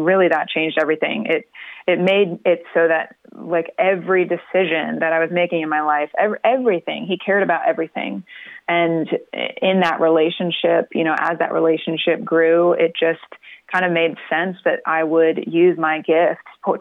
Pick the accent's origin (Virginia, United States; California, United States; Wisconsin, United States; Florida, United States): Florida, United States; moved away as an adult; now in Nashville, United States; We grew up in Florida